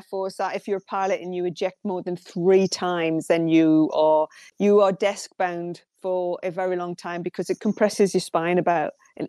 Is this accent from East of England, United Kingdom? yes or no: no; Newcastle upon Tyne, North East England, United Kingdom; accent: Geordie; I'm a Geordie, as you can tell. I left school when I was 15